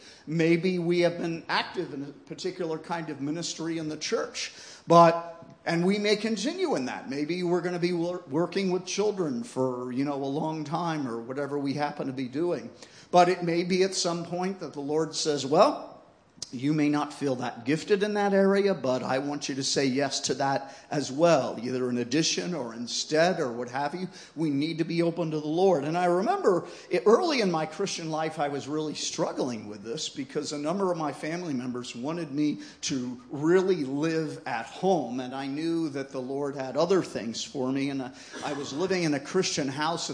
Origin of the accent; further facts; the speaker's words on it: United States; I come from the United States